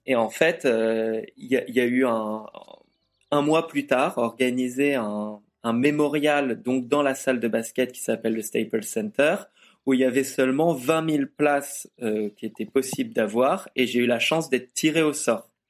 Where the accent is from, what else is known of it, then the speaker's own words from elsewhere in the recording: France; je suis français